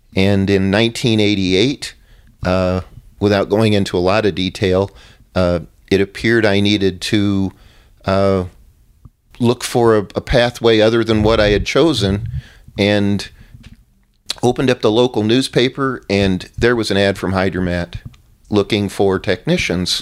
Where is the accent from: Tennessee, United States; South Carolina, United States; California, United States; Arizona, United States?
Arizona, United States; I grew up in Arizona, met my wife here